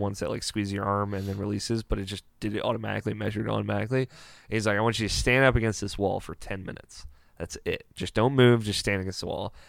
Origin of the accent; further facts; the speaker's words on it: Maryland, United States; I'm from, uh, Maryland, which is, uh, one of the fifty states